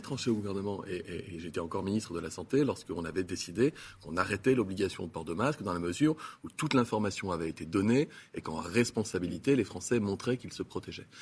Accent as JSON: {"language": "French", "country": "France", "said": "je suis français"}